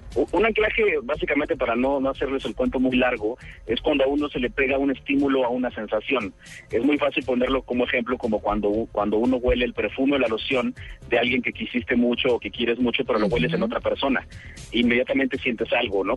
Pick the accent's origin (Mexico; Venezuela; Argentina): Mexico; accent: Mexican (like El Chavo del Ocho, Vicente Fernández); la gente de otros países ve la tele mexicana y todos me dicen que yo hablo como el Chavo del Ocho o como Vicente Fernández